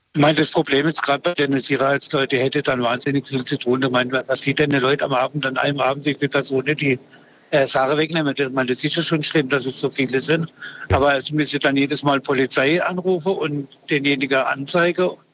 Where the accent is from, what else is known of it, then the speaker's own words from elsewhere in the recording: Freiburg, Baden-Württemberg, Germany; ich bin im Ortsteil aufgewachsen in Freiburg